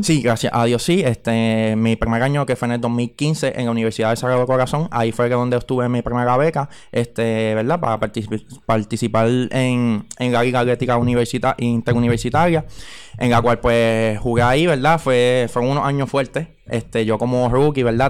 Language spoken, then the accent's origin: Spanish; Carolina, Puerto Rico; now in Aguas Buenas, Puerto Rico; naturalmente soy de Carolina, ¿verdad? Pero ya llevo un tiempo residiendo en el pueblo de Aguas Buenas